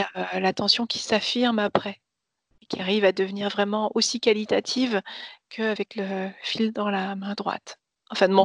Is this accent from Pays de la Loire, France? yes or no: no; Nancy, Grand Est, France; Je suis née à Nancy